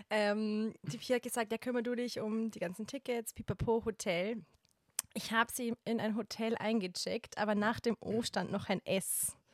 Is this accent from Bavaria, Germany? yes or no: yes; Bavaria, Germany; ich komme aus Bayern und...